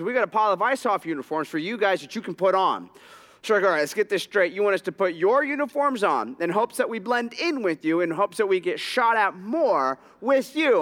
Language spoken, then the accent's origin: English; Southern California, United States; my hometown, Southern California